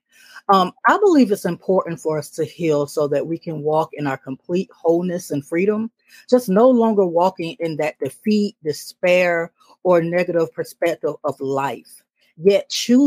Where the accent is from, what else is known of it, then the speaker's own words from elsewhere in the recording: Decatur, Georgia, United States; I'm born and raised in Decatur, Georgia